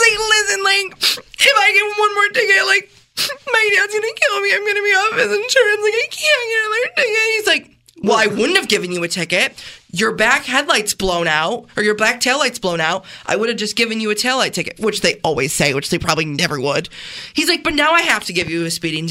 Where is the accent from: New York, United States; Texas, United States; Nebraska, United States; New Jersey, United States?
New York, United States; Canandaigua; I'm from Canandaigua